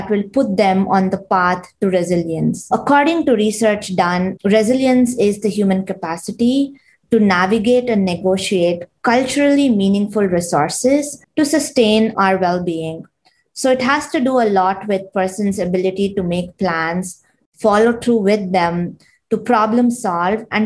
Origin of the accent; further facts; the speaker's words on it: Bangalore, Karnataka, India; moved away as an adult; now in United States; I grew up and studied in India, specifically in Bangalore